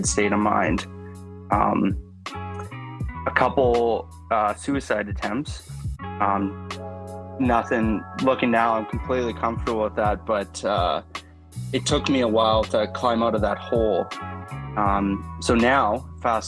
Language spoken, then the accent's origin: English; Canada; I'm from Canada